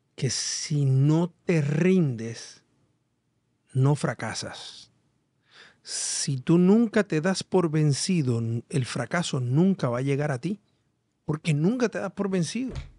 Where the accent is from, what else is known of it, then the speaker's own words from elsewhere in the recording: Puerto Rico; nuestra isla